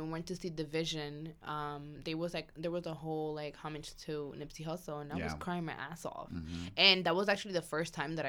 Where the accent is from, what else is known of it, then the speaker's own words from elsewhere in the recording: Bronx, New York, United States; growing up in the Bronx and, you know, hearing so much, like, so many bad things about the Bronx, knowing that it was my culture, my community, and where I grew up.